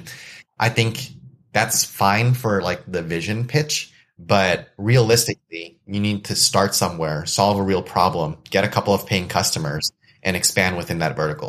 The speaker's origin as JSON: {"language": "English", "country": "United States", "tie": "born or raised there", "said": "I was born and raised in the States, which means I have family connections and ties to Indonesia"}